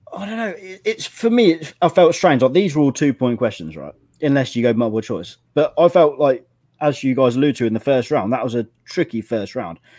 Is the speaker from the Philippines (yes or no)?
no; England, United Kingdom; as an Englishman